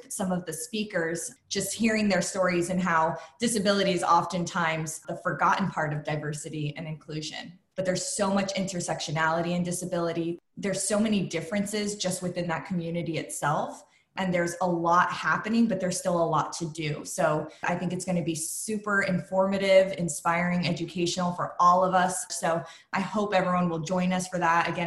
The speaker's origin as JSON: {"language": "English", "town": "Wichita", "region": "Kansas", "country": "United States", "tie": "born there", "said": "I grew up here in the States. I was born in Kansas, Wichita, Kansas, of all places. My parents were in the Air Force, you know, went from base to base."}